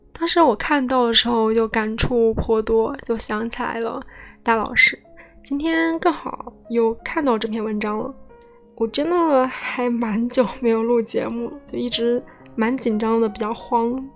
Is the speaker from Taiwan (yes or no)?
no; Hubei, China; 戴老师也是我湖北老乡，嗯，我们湖北人